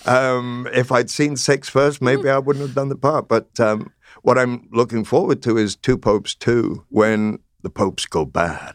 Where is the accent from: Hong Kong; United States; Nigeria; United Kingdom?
United Kingdom; North Wales; I grew up in North Wales and went to the Welsh Presbyterian Chapel in the town